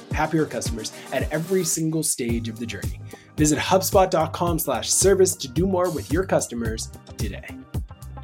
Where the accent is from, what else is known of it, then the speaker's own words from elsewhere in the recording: Preston, Ontario, Canada; I grew up in Canada, this small little place called Preston, very much in the deep neck of the woods.